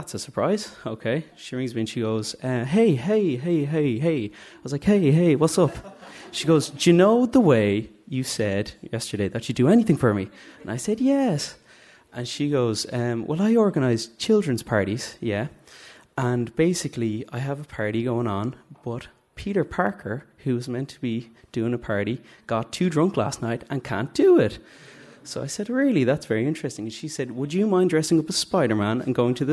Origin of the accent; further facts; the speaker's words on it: Dublin, Leinster, Ireland; I'm from Drumcondra